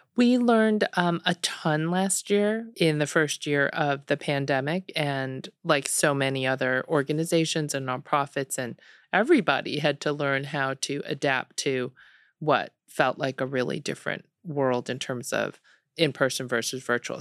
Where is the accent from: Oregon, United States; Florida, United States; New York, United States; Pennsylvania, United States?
New York, United States; Buffalo; moved away as an adult; also born or lived in Seoul, South Korea / Ann Arbor, Michigan / Delaware; now in Austin, United States; I grew up in Buffalo.